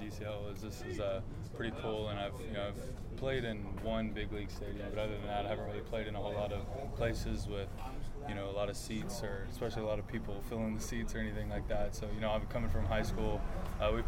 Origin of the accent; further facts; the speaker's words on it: Magnolia, Texas, United States; Magnolia, you know, Magnolia's home. It's, I got a ton of friends there, a ton of people that I call family. You know, it's where I grew up. I moved there when I was one